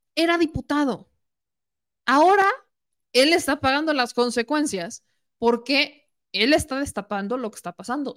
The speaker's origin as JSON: {"language": "Spanish", "region": "Puebla", "country": "Mexico", "said": "yo siendo poblana"}